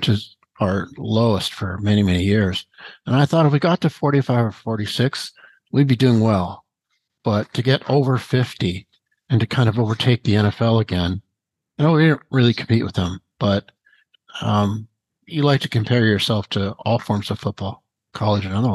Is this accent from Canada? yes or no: yes; Vancouver, British Columbia, Canada; I'm from Vancouver